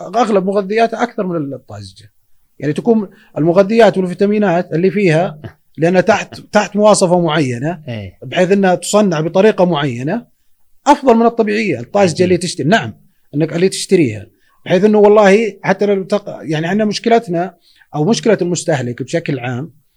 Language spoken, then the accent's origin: Arabic; Saudi Arabia; احنا عندنا بالسعوديه هنا